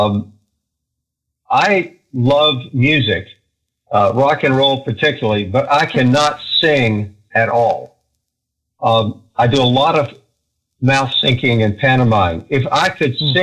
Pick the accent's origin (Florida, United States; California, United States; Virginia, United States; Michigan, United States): Virginia, United States; Roanoke; moved away as an adult; also born or lived in Los Angeles; I'm from Roanoke. So born and raised in Roanoke